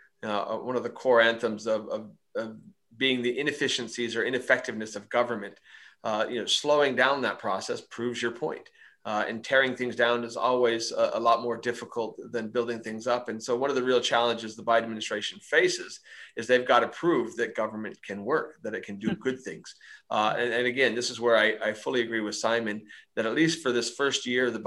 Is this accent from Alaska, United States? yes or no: no; Arizona, United States; my home state of Arizona